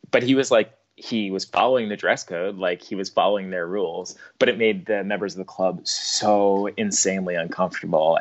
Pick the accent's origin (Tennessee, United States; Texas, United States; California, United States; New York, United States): New York, United States; Long Island; I grew up on Long Island